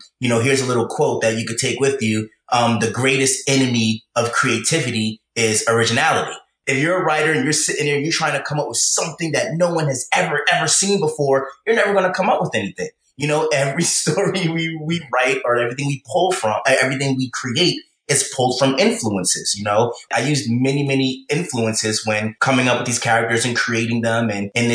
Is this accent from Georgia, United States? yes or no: no; New York City, New York, United States; I grew up in the Bronx. I love growing up in the Bronx in New York City